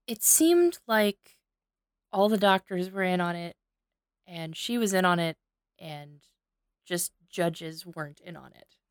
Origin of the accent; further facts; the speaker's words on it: Cape Girardeau, Missouri, United States; filmed right here in my hometown